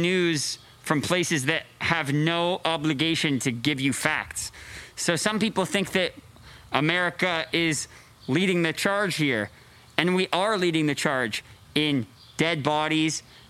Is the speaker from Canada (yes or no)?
yes; Canada; moved away; I grew up in Canada